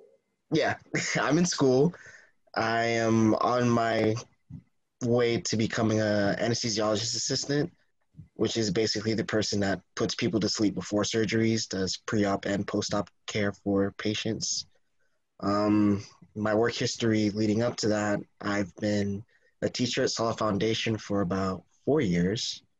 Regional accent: Miami, Florida, United States; born there; I was born in Miami, Florida, and I moved here, basically lived here throughout most of my childhood.

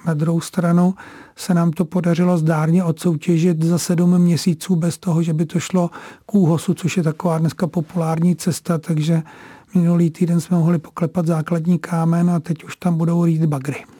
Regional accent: Prague, Czechia; já sám jsem se narodil na Vinohradech v porodnici

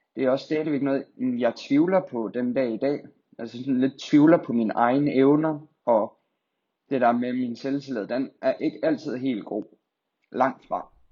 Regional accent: Skive, Central Denmark Region, Denmark; also born or lived in Silkeborg / Funen; jeg er født og opvokset her i Skive

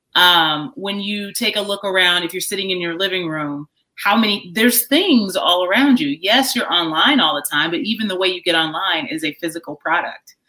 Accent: Chicago, Illinois, United States; moved away; I grew up on the south side of Chicago. I've moved around a bit, but that's that's my hometown

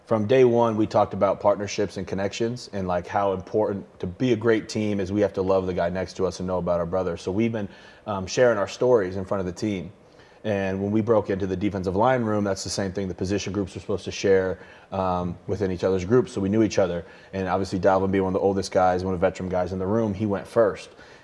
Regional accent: Nebraska, United States; I'm from Nebraska, from the South.

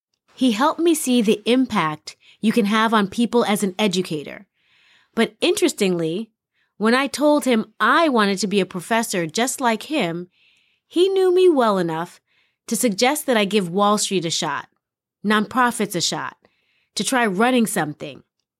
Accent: New York City, New York, United States; I grew up in New York City with all those beautiful buildings around me.

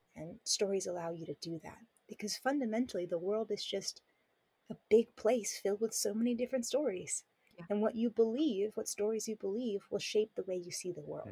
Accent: Southern California, United States; moved away as an adult; now in Taiwan; I grew up in Southern California

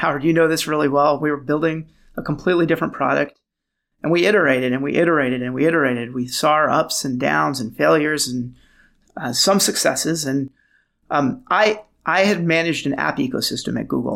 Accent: Beirut, Beirut Governorate, Lebanon; moved away; also born or lived in Los Angeles / San Francisco / New York; I was born in Beirut, Lebanon

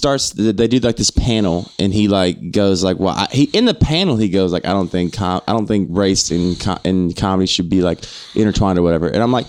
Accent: Alabama, United States; moved away

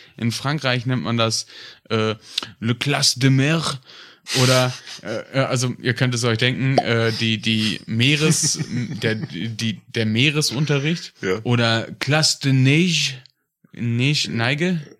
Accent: North Rhine-Westphalia, Germany; Aus Westfalen

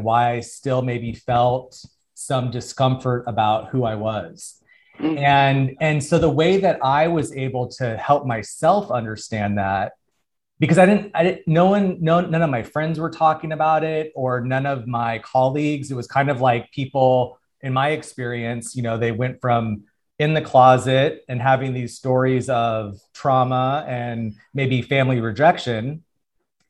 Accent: Tucson, Arizona, United States; now in Los Angeles, United States; I'm from Arizona, Tucson, Arizona

